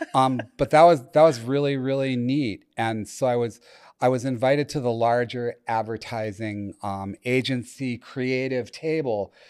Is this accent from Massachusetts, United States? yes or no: yes; Chelmsford, Massachusetts, United States; I grew up in Chelmsford, C H E L M S F O R D, lovingly pronounced Chelmsford, if you live near Boston